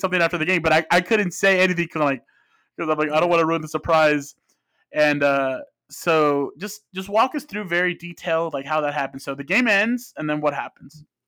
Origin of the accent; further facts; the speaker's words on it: Phoenix, Arizona, United States; Both of my parents are from Mexico. I grew up in Phoenix.